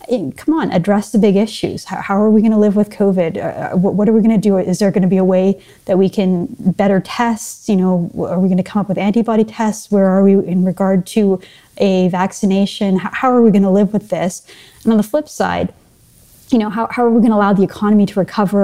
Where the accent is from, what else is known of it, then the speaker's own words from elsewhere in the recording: Vancouver, British Columbia, Canada; now in Toronto, Canada; I grew up in British Columbia